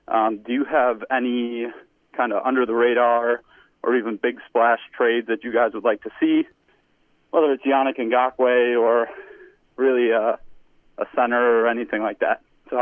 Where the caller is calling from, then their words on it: Rochester, New York, United States; Hey, fellas … from Rochester.